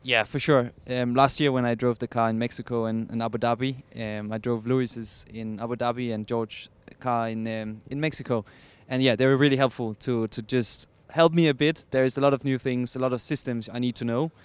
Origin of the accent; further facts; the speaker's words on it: Denmark; I'm from Denmark